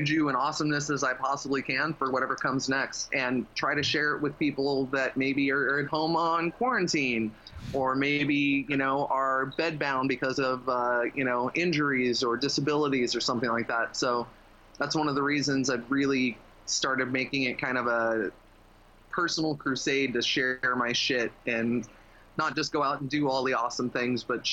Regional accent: Las Vegas, Nevada, United States; now in Thailand; Growing up in Vegas

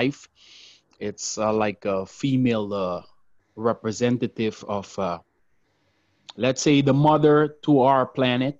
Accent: Curaçao; first language Papiamento; English is a second language; I was born in Curacao, which is part of the ABC Islands in the South Caribbean off the coast of Venezuela. And Papiamento is the most prevalent language where I'm from.

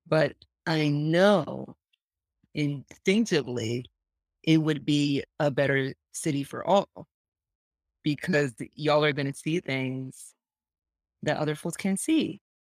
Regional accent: New York, United States; I grew up in Lower East Side of New York

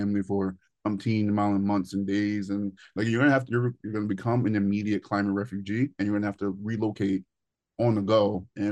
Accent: Northeast, United States; moved away; also born or lived in the South; I grew up in the Northeast.

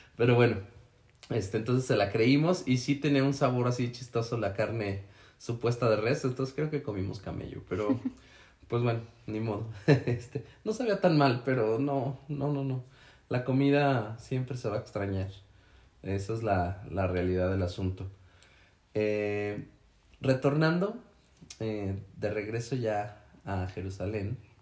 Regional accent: Mexico; soy mexicano

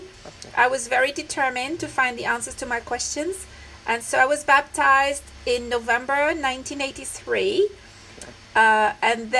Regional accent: France; moved away as an adult; also born or lived in London / Bangalore, India; now in Nepal; I'm French. I was born and I grew up in France. Wow. I do not come from a religious background.

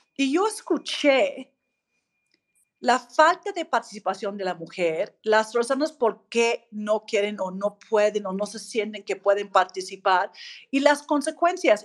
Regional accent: Australia; Spanish is a second language; moved away as an adult; now in Mexico; yo soy australiana, griega, mexicana, tuve pues la fortuna de llegar a México hace un poco más de 20 años

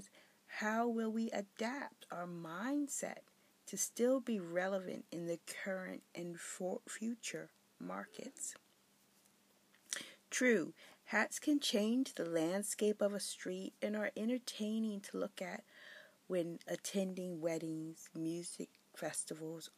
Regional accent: Philadelphia, Pennsylvania, United States; moved away as an adult; also born or lived in Berlin, Germany; I was born in Philadelphia, PA, and celebrated my 21st birthday in Berlin, Germany in 1984

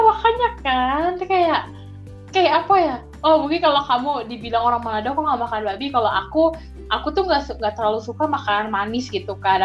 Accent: Jakarta, Indonesia; aku kan lahir di Jakarta, besar di Jakarta

